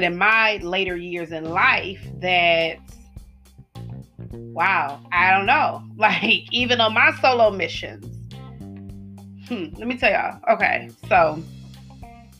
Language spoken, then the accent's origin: English; the South, United States; I am from the South